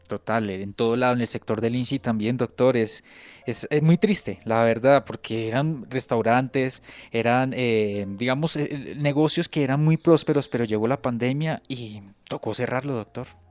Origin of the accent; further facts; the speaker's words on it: Santander, Colombia; moved away; Yo soy de Santander